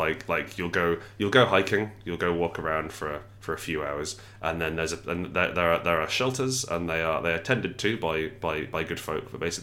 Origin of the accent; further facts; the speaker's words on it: Scotland, United Kingdom; I grew up in Scotland for a little bit of my growing up, and I love how fiercely proud they are